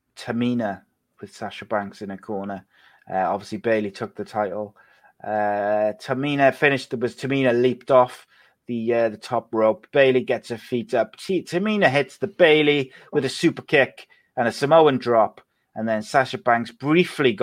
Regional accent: Wales, United Kingdom; I'm Welsh

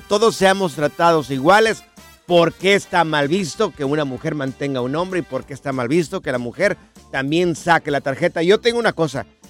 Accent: Jalisco, Mexico; yo soy del estado Jalisco

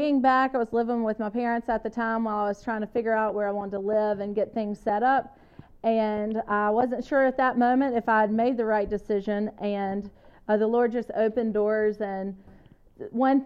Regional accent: Mississippi, United States; moved away as an adult; also born or lived in Wyoming; move back to my hometown where I never thought I'd live

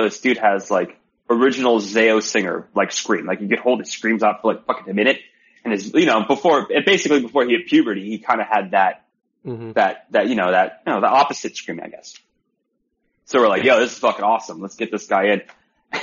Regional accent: Broward County, Florida, United States; moved away as an adult; now in California, United States; me and … are from Broward

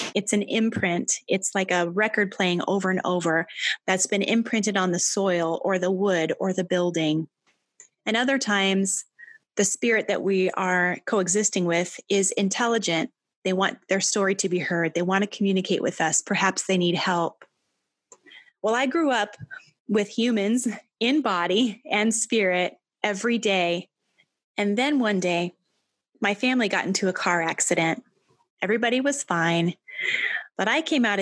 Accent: Albia, Iowa, United States; I grew up in Albia, Iowa

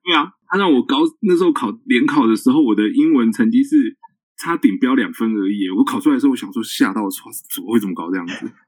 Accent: Taipei, Taiwan; now in Xizhi, Taiwan; 我现在住戏子，可是其实我生长的过程中是在内湖长大的

